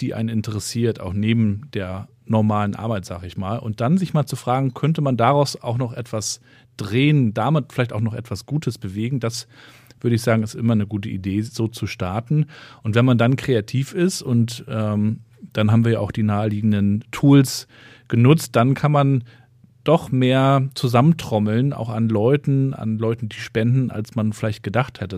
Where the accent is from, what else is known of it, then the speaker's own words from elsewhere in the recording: Rostock, Mecklenburg-Vorpommern, Germany; Ich bin ja in Rostock in Warnemünde aufgewachsen